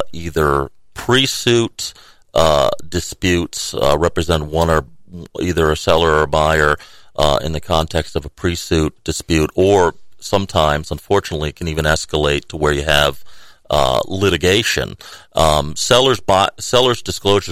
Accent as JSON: {"language": "English", "region": "Rhode Island", "country": "United States", "tie": "born or raised there", "also_born_or_lived": "Washington, D.C.", "moved": "as an adult", "lives_now": "Tallahassee, United States", "said": "I grew up in Rhode Island, so I'm a New England"}